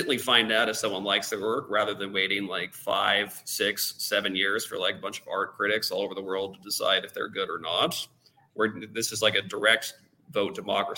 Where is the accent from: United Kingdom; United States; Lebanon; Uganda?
United States; moved away; I, as an American